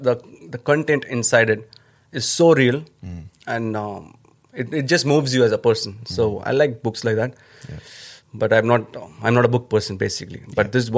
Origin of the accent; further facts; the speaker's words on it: Chennai, Tamil Nadu, India; first language Tamil; English is a second language; No, when I started, when I was coming from my hometown, Chennai.